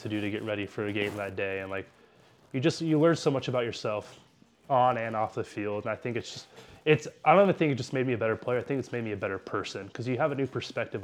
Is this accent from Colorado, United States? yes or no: no; San Diego, California, United States; born and raised in San Diego, like beautiful, great city